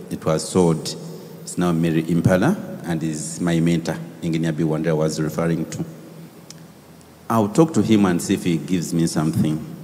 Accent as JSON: {"language": "English", "town": "Tororo", "region": "Eastern Region", "country": "Uganda", "said": "We come from Tororo hey. and from the Bangine tribe."}